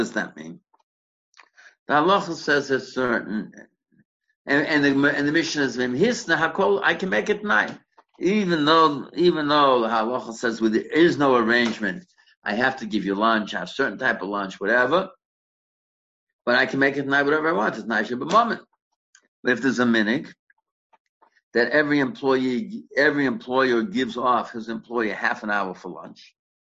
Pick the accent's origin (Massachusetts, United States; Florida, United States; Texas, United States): Massachusetts, United States; Boston; when I grew up in Boston